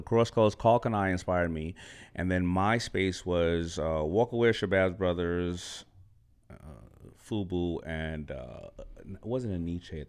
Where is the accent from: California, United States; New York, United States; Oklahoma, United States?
New York, United States; New York City; I'm from Hollis, Queens.